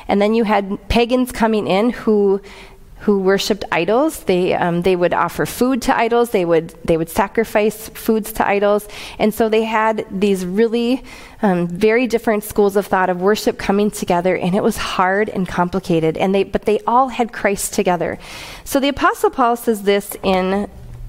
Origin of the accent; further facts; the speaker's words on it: United States; American citizens